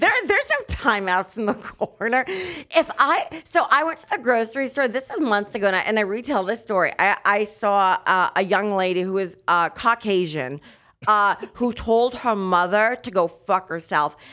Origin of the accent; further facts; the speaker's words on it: United States; As an American that watches American basketball exclusively